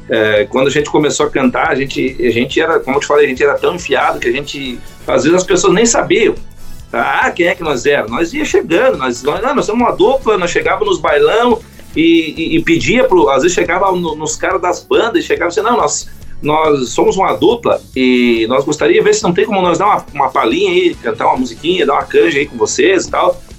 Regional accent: Santo Ângelo, Rio Grande do Sul, Brazil; also born or lived in Gravataí, Rio Grande do Sul; now in Santa Rosa, Brazil; eu sou nascido e criado em Santo Ângelo, né, no Rio Grande do Sul

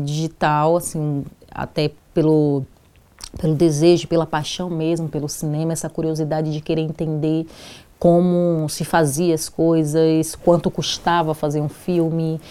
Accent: Salvador, Bahia, Brazil; now in São Paulo, Brazil; eu venho de Salvador e em Salvador, é, ainda na, na adolescência, já, já integrava o movimento de mulheres negras

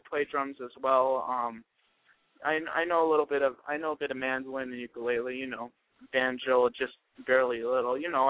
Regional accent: Lancaster, California, United States; moved away; I am actually originally from California.

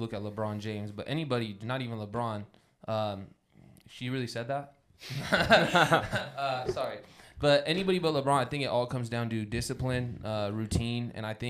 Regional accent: Romania; I'm from Sibis, Romania.

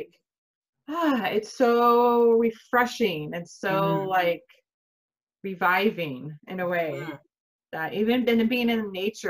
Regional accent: Galveston, Texas, United States; I grew up in the Gulf Coast. So I lived off of Galveston.

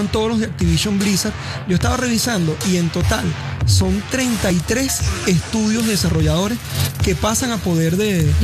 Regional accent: Caripito, Monagas, Venezuela; para el equipo oficial de mi tierra, de la tierra que me vio nacer.

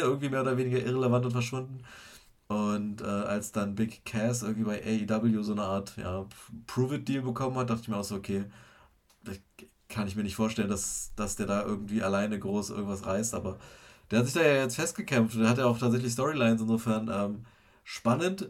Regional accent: Germany; bei uns in Deutschland

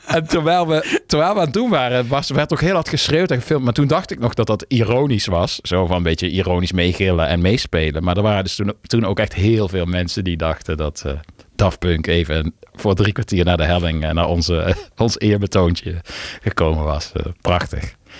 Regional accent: Maastricht, Limburg, Netherlands; Ik ben in Maastricht getogen. Maar ja, ik was een beetje anti, want ik kwam niet uit Maastricht

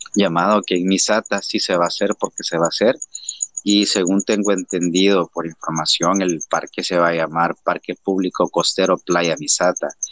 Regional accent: El Salvador; somos los salvadoreños, los que amamos este país

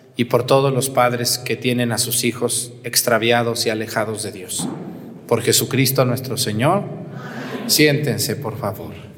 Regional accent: Mexticacán, Jalisco, Mexico; moved away; Yo me acuerdo cuando era niño, allá en mi pueblo, en Mesticacán

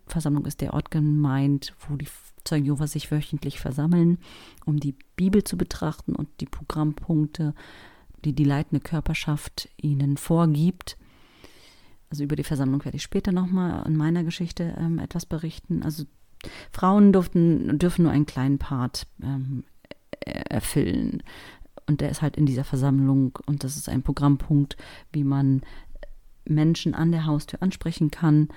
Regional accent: Berlin, Germany; Und wir sind in Berlin-Spandau groß geworden

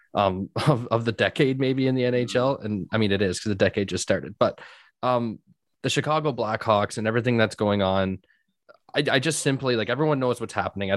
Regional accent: Owen Sound, Ontario, Canada; moved away; I was from Owen Sound originally.

